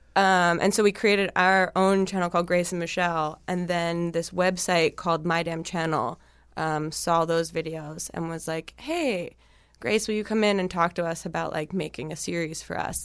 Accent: New Jersey, United States; moved away; I'm from New Jersey originally

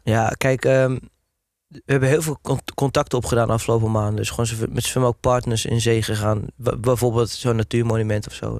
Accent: Hoorn, North Holland, Netherlands; also born or lived in Amsterdam; now in Wormerveer, Netherlands; ik kom dan van origine uit Horen

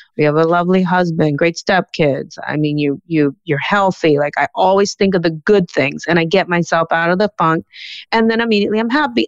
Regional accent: Key Biscayne, Florida, United States; I was growing up in Key Biscayne

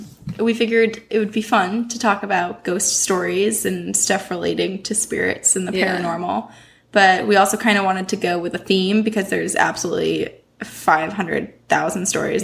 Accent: Vermont, United States; I'm from Vermont, but my mom, she grew up in Portsmouth, New Hampshire.

